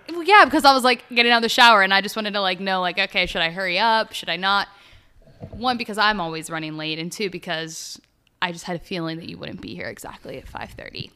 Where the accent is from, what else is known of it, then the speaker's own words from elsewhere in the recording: Pittsburgh area, Pennsylvania, United States; I'm originally also from Pittsburgh, about thirty minutes north of the city